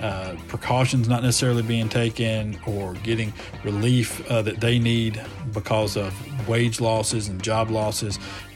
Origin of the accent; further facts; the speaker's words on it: Decatur, United States; I grew up in Decatur